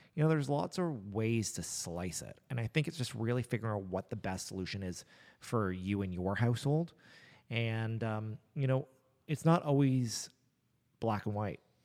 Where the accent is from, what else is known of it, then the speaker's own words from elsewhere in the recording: Nova Scotia, Canada; I was born in Nova Scotia